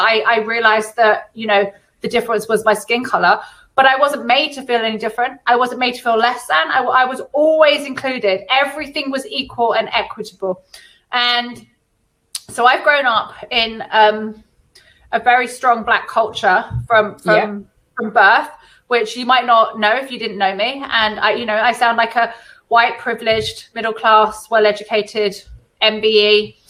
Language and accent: English; California, United States; born there; What a lot of people don't know about me is that I was born in California and both my godparents are Jamaican.